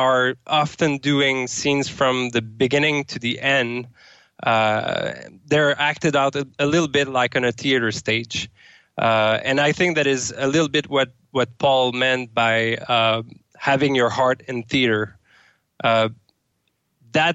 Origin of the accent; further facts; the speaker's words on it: Sherbrooke, Quebec, Canada; now in Amsterdam, Netherlands; I'm from Sherbrooke, Canada